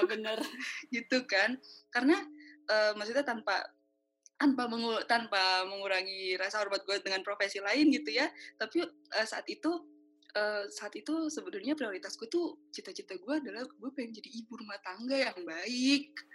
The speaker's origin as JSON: {"language": "Indonesian", "country": "Indonesia", "said": "saya orang Indonesia"}